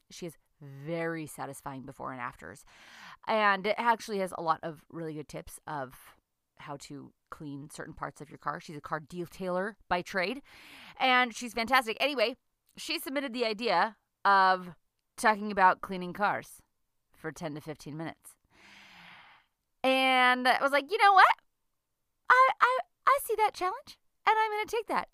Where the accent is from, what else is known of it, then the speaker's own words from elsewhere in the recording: United States; now in Lethbridge, Canada; I'm an American who lives in Canada